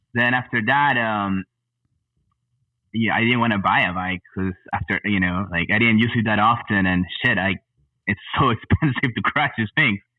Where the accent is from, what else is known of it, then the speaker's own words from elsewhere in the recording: Peru; moved away as an adult; also born or lived in El Paso, Texas / Fort Worth, Texas / Los Angeles, California; now in Austin, United States; I was born in El Paso, Texas, but uh, I grew up in Peru.